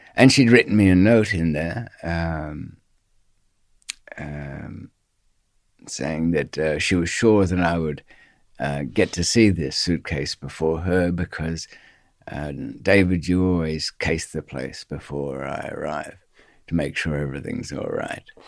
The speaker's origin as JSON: {"language": "English", "country": "Australia", "accent": "Australian", "moved": "yes", "said": "she kn-, knew from my accent there was, there was some Australian background."}